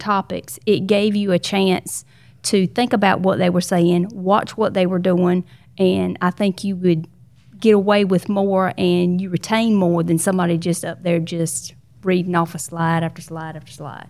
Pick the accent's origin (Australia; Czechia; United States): United States; Battleboro, North Carolina; I'm from North Carolina